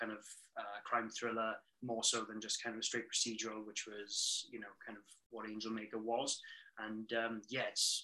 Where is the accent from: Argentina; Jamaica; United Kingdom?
United Kingdom; now in British Columbia, Canada; I'm a British author living in Canada